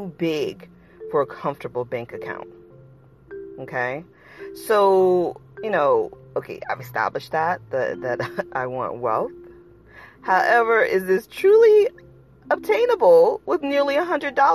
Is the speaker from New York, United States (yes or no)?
no; Largo, Florida, United States; I grew up in Largo, Florida.